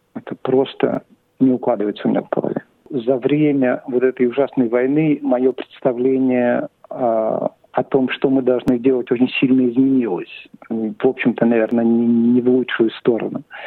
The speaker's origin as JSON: {"language": "Russian", "region": "Saint Petersburg", "country": "Russia", "tie": "born or raised there", "moved": "yes", "lives_now": "Australia", "said": "Я родился в Петербурге, в Ленинграде. И переехал сюда, в Австралию, в 90-х годах"}